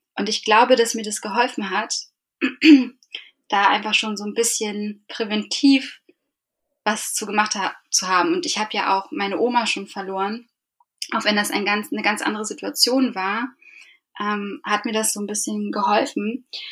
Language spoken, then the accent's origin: German; Eckernförde, Schleswig-Holstein, Germany; now in Hamburg, Germany; ursprünglich komme ich aber aus Eckernförde und bin dort mit meiner Mutter und meinem Bruder aufgewachsen